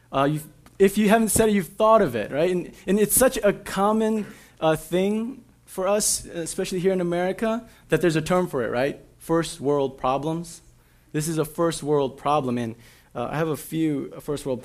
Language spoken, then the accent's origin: English; Minnesota, United States; right over by where I grew up in the Midway in Frogtown